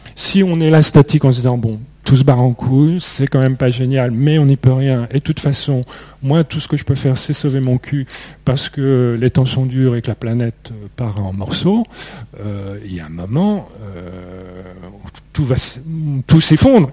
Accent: Beauvais, Hauts-de-France, France; Moi, je n'ai jamais vraiment eu de racines. Je suis né dans l'Oise, à Beauvais, qui n'est pas une ville extrêmement attachante.

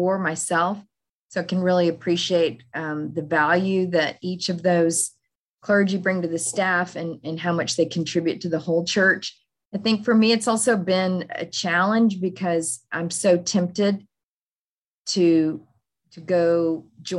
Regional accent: Fort Worth, Texas, United States; moved away as an adult; now in Kansas City, United States; I grew up in Fort Worth, Texas

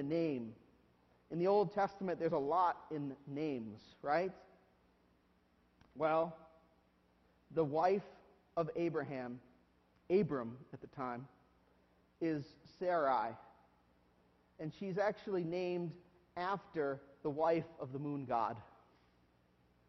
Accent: United States; as modern day Americans

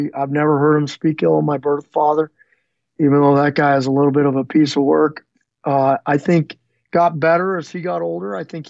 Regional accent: Phoenix, Arizona, United States; also born or lived in Northern California / Southern California / Utah / Colorado; we moved from Northern California to Southern California. And then my folks split up at some point there, and we bounced around a little bit from Utah. I think we lived briefly in Colorado, then Utah, and then eventually settled in Phoenix, Arizona, and was pretty much raised middle scho

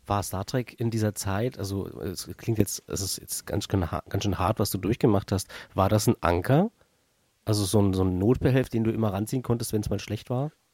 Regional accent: eastern Germany, Germany; ich ja aus dem Osten des Landes komme

